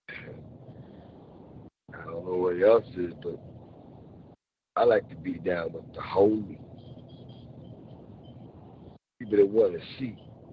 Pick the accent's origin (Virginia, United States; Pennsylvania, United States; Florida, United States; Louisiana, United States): Pennsylvania, United States; Philadelphia; I'm from Philly